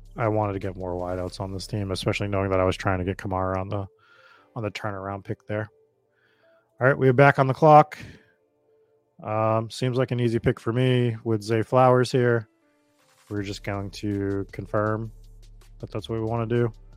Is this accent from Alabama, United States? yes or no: no; Boston, Massachusetts, United States; accent: Boston; my Boston accent